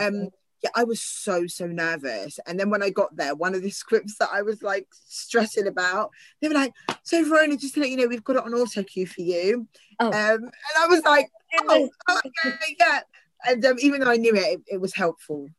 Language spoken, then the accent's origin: English; Southampton, South East England, United Kingdom; i've grown up in southampton